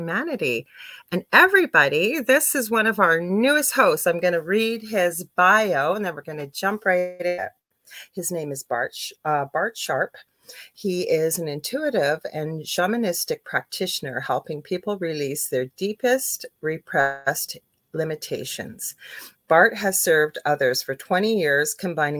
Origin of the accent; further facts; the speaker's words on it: Canada; I'm a Canadian clairvoyant medium